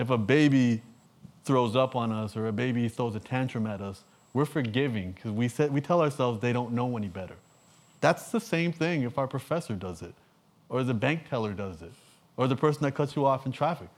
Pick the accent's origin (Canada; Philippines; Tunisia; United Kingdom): Canada; I'm from Canada.